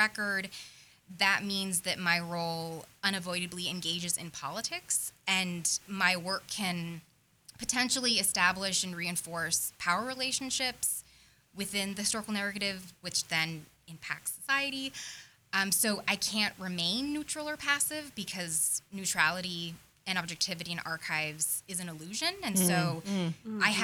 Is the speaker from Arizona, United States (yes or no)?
yes; Tucson, Arizona, United States; I grew up in Tucson, Arizona, which is a fairly liberal city